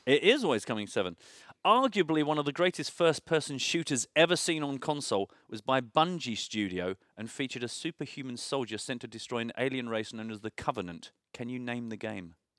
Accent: United Kingdom; as a Brit

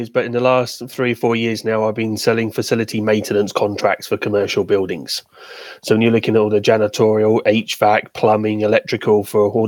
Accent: England, United Kingdom; moved away as an adult; now in Vancouver, Canada; I've been here about 15 years now from the fair shores of England.

